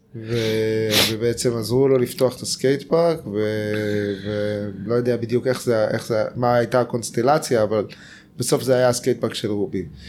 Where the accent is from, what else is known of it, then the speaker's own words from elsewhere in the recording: Tel Aviv, Tel Aviv District, Israel; also born or lived in California, United States; אני גדלתי בנחלת יצחק בתל, אביב